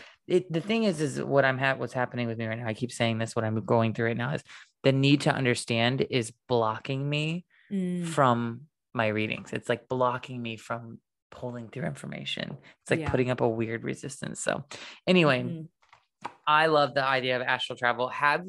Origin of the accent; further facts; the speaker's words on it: Illinois, United States; my brother and I were in my little small town that I grew up in Illinois. And it was like before we moved to the country house.